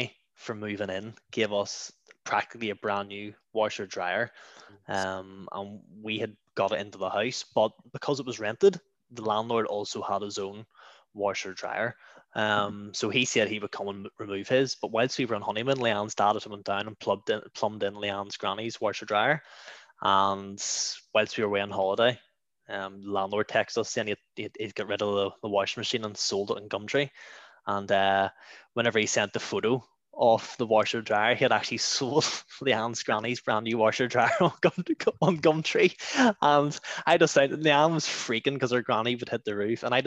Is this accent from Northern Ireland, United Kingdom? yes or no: yes; Clockfern, Northern Ireland, United Kingdom; now in Bangor, United Kingdom; I'm originally from Clockfern. Which I'm sure some of you have seen on the news recently. And I now hail from Bangor.